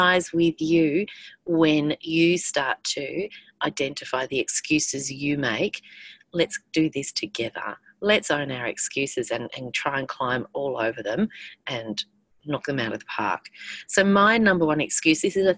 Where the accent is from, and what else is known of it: Australia